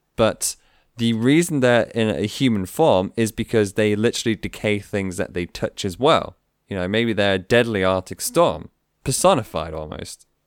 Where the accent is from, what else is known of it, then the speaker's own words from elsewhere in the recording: United Kingdom; being a Brit